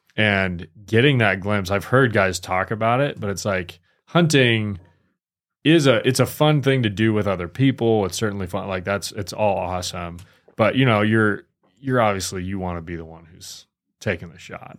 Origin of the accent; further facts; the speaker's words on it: Michigan, United States; moved away; I grew up in Michigan